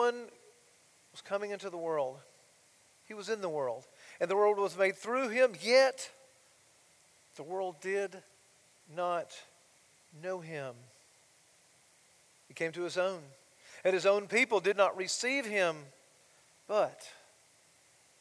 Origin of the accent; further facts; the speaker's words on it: Blairsville, Georgia, United States; moved away; my hometown, Blairsville